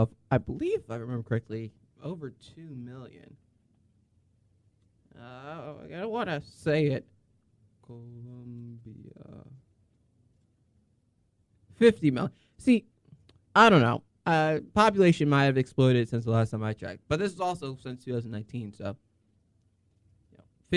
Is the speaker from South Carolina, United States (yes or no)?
yes; Columbia, South Carolina, United States; growing up in Columbia, South Carolina